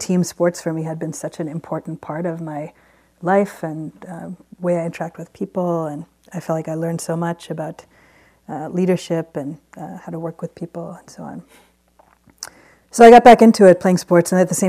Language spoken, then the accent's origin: English; Baltimore, Maryland, United States; now in West Coast, United States; I grew up in Baltimore